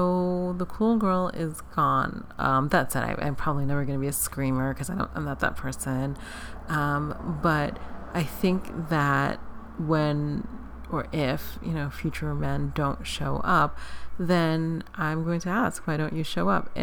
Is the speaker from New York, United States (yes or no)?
yes; New York City, New York, United States; now in Los Angeles, United States; I grew up in New York City